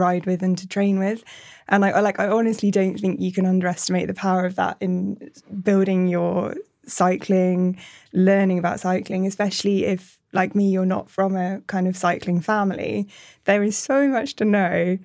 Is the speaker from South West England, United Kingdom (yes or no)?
yes; Bristol, South West England, United Kingdom; I am from Bristol originally, but sort of left for uni and work and then came back